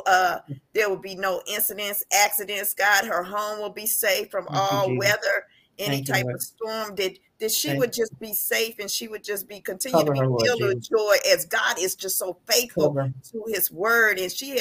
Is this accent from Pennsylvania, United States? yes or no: no; Washington, District of Columbia, United States; now in Houston, United States; I'm from Washington, D.C.